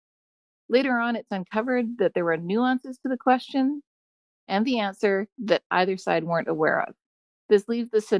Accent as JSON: {"language": "English", "region": "British Columbia", "country": "Canada", "also_born_or_lived": "Chicago", "moved": "yes", "lives_now": "San Diego, United States", "said": "I'm originally from British Columbia, currently in San Diego, and got there via Chicago."}